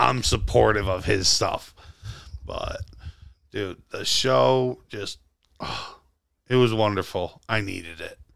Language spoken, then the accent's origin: English; Western New York, United States; it's lovely being from here